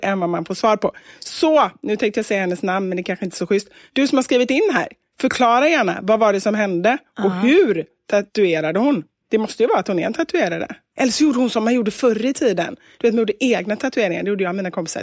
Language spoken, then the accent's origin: Swedish; Gothenburg, Västra Götaland, Sweden; jag är från Kortedala